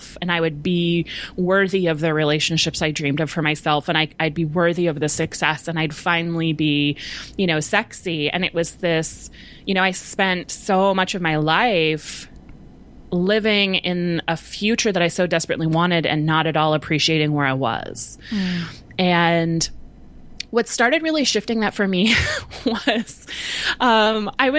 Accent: Southern California, United States; I grew up in Southern California

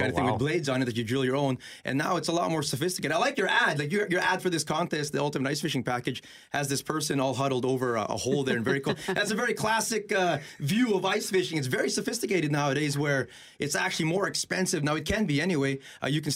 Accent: Winnipeg, Manitoba, Canada; I'm born and raised in Winnipeg, born in Misericordia Hospital just down there

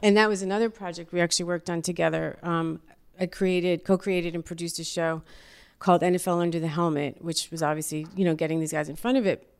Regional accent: Yonkers, New York, United States; I'm from Yonkers, New York, the Y O, Y O for life

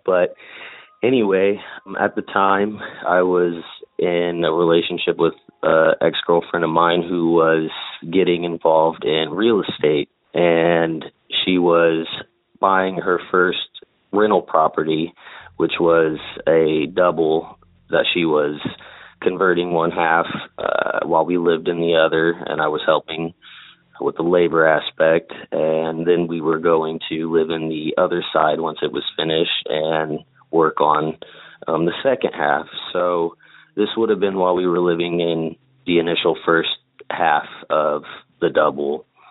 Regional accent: Indiana, United States; I'm from Indiana. Kind of lived all over the state, but predominantly in Indianapolis

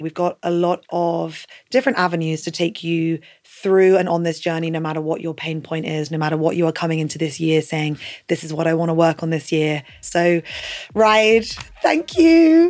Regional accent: United Kingdom; as British people

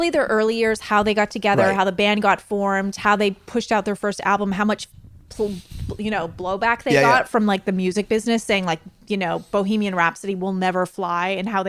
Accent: Canada; we're Canadian, we say biopic.

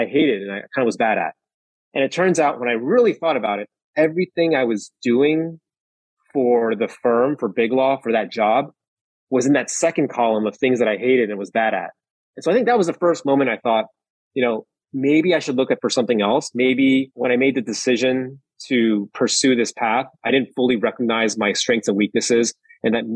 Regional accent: New York, United States; I'm from New York originally. My parents are from Taiwan.

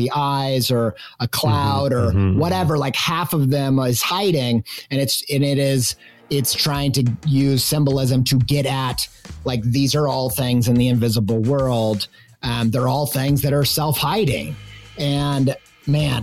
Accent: Midwest, United States; growing up in the Midwest where everybody has very staunch religious opinions

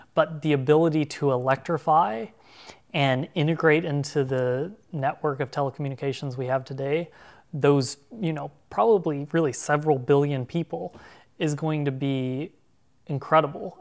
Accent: Arkansas, United States; at ten or fourteen years old growing up in Arkansas

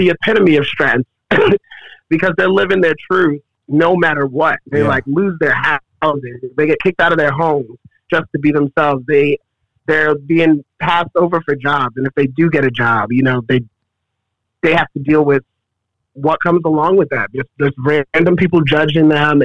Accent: Baltimore, Maryland, United States; moved away; Growing up in Baltimore

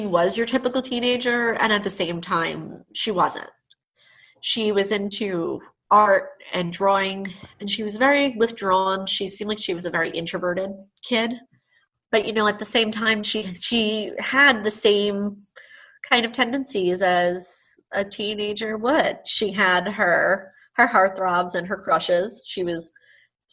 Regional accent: Nassau County, New York, United States; growing up in Nassau County.

